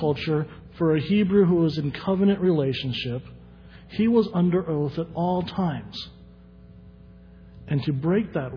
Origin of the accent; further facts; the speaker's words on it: the South, United States; growing up in the South